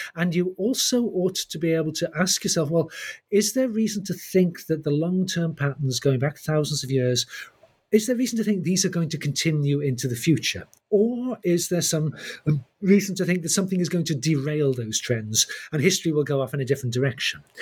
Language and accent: English; the English Midlands, United Kingdom; I grew up in the English Midlands, I was born in 1960